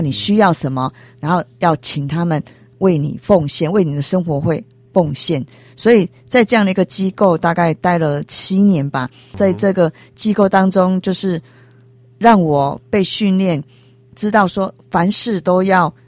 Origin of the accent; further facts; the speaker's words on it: Taiwan; 我们台湾人